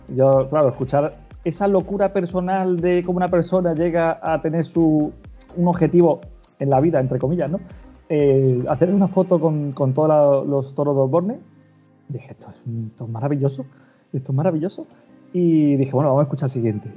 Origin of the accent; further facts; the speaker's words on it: Málaga, Andalusia, Spain; moved away as an adult; also born or lived in Cádiz / El Puerto de Santa María; now in A Coruña, Spain; yo nací en Málaga